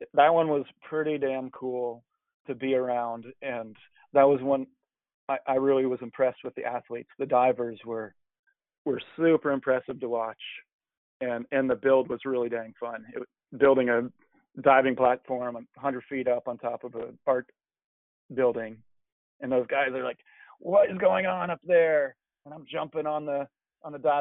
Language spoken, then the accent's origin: English; Monroe, Washington, United States; I've worked around my hometown is the GRC came to Monroe.